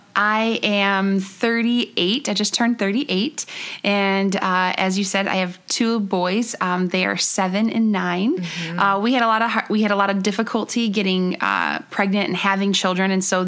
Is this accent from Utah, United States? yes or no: no; Buffalo, New York, United States; moved away as an adult; also born or lived in Columbus, Ohio; I was born and raised in Buffalo, New York, and we went to Ohio, and we were in Columbus for a couple years. In 2012, we moved there. We just moved back to Buffalo in 2016